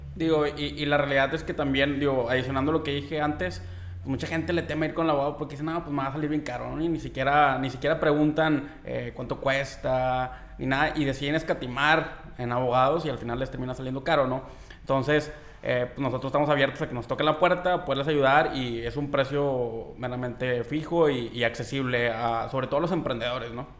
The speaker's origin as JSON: {"language": "Spanish", "country": "Mexico", "said": "nosotros como mexicanos"}